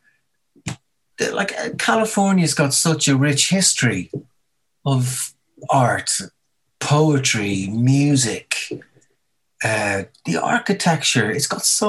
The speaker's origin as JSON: {"language": "English", "town": "Dublin", "region": "Leinster", "country": "Ireland", "tie": "born or raised there", "also_born_or_lived": "Los Angeles", "moved": "as an adult", "lives_now": "London, United Kingdom", "said": "growing up in Dublin"}